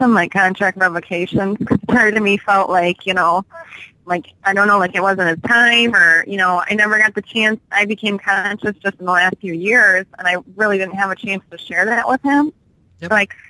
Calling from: Illinois, United States; I'm calling from Illinois.

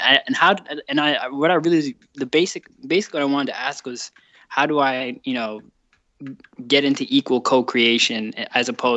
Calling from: Washington, District of Columbia, United States; I am calling from Washington, D.C.

